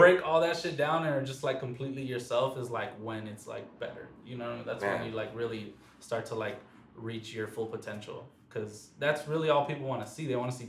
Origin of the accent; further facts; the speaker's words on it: Lennox / Inglewood area, later Bellflower/Downey, California, United States; I was born in Inglewood. Raised the first part of my life in Lenox, so right there, like right near the Forum.